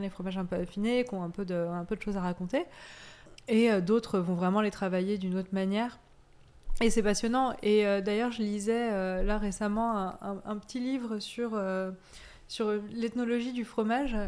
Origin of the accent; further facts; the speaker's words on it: Auvergne-Rhône-Alpes, France; moved away; also born or lived in Corsica / Savoie; j'ai grandi en Corse, puis en Auvergne, et je suis née en Savoie